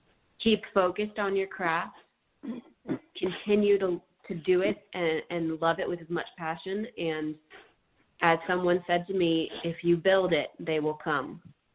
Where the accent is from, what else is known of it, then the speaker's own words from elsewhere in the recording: Virginia, United States; even though I'm from Virginia, it originated with members in California